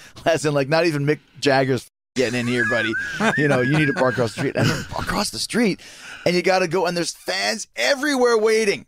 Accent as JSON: {"language": "English", "town": "New York City", "region": "New York", "country": "United States", "tie": "born or raised there", "said": "I grew up in the Garden 'cause my dad played for the Rangers"}